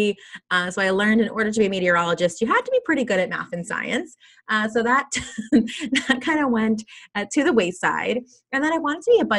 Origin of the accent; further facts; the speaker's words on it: South Florida, United States; now in California, United States; I grew up in South Florida